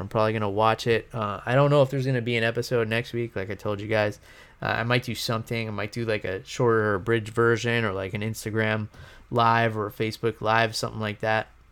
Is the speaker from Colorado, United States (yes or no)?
no; New York, United States; moved away; I'm gonna be up in New York, um, back in my hometown visiting family